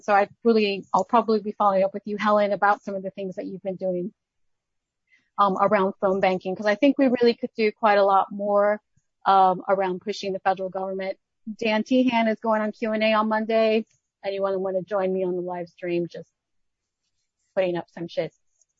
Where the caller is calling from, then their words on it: Melbourne, Victoria, Australia; I'm actually calling from Melbourne